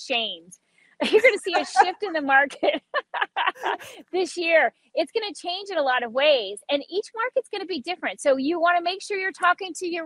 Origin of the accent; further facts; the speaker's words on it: Key West, Florida, United States; I grew up in Key West, so I'm an island girl.